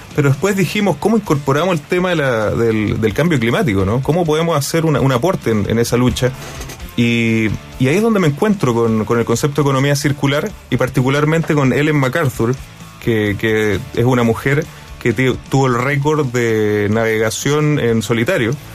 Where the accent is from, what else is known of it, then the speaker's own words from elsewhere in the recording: Iquique, Tarapacá, Chile; Yo, yo vivo en Iquique y, bueno, tengo un compromiso, soy, soy iquiqueño y fue una decisión mía al volver